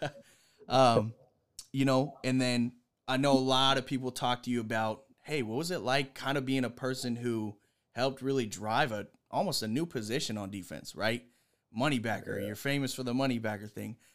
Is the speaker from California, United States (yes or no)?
no; Pittsburgh, Pennsylvania, United States; I'm from Pittsburgh